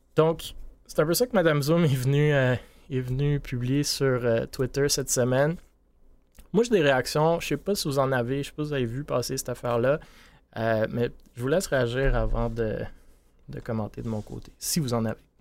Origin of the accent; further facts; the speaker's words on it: Montreal, Quebec, Canada; je suis de Montréal